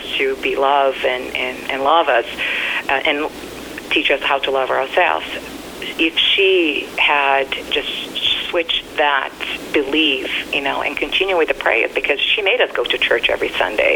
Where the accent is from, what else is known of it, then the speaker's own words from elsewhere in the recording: Brazil; moved away; Growing up in Brazil, there was a lot of verbal, physical, and abuse.